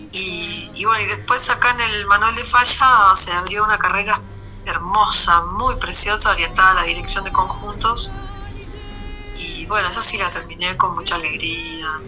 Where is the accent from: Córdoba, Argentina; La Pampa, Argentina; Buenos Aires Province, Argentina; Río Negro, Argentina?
Buenos Aires Province, Argentina; Pontevedra; Bueno, soy de la ciudad de Pontevedra. Pontevedra es una ciudad del conurbano, viste, el conurbano es toda la fra